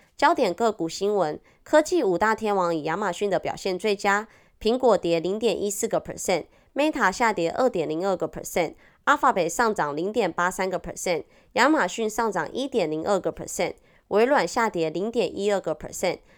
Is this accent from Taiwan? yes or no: yes; Taiwan; accent: Taiwanese Mandarin; 我是台湾国语界最正的唱妞